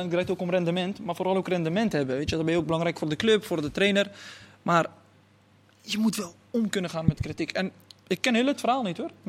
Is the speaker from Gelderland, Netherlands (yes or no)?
no; Rotterdam, South Holland, Netherlands; ik ben ook, wat, ik, ben natuurlijk, ik kom ook uit de Achterstandswijk in Rotterdam, weet je, ook alleen maar straatvoetbal zag.